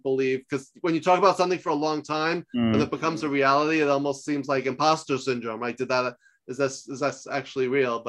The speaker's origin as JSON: {"language": "English", "region": "New York", "country": "United States", "also_born_or_lived": "Los Angeles", "moved": "as an adult", "said": "I'm from New York, but I lived in LA for 10 years"}